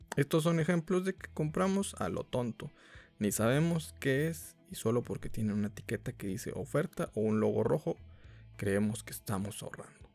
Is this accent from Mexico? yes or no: yes; Mexico; aquí somos mexicanos y somos muy religiosos